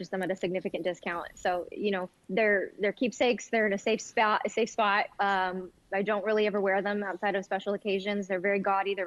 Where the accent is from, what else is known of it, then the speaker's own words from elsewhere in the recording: Denver, Colorado, United States; moved away as an adult; also born or lived in California / Tucson / Los Angeles; now in St. Louis, United States; I grew up in Denver. I was born in California, but I guess you could say my formative years were in the suburbs of Denver